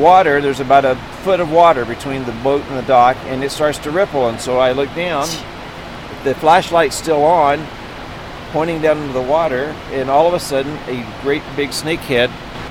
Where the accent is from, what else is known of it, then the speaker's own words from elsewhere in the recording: Texas, United States; I grew up around a lot of snakes. I grew up in Texas, and so we had snakes everywhere.